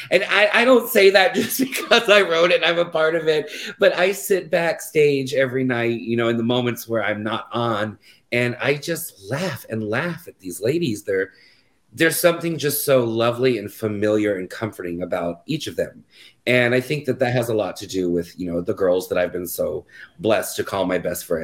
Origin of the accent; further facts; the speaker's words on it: Florida, United States; No, so we're actually from Florida.